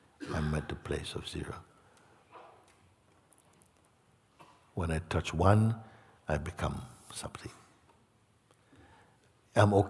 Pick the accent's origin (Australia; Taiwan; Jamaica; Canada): Jamaica; moved away; also born or lived in England; I grew up in Jamaica, lived in England